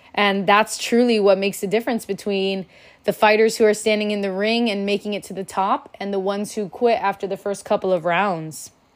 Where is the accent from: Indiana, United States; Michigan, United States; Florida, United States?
Florida, United States; Miami; I'm from Miami, Florida